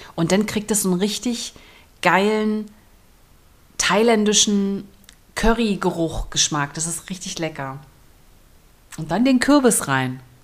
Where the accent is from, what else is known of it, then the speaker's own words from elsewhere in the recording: Berlin, Germany; moved away; Ich komme ja aus Berlin.